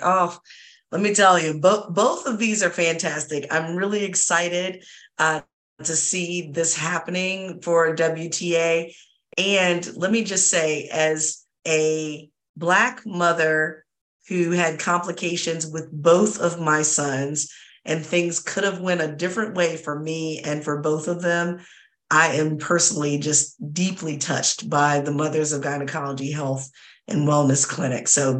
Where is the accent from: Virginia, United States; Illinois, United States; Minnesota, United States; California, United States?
Virginia, United States; hoping and praying for healing overall for University of Virginia, state of Virginia, my home state. As y'all know, I talk both good and bad about my home state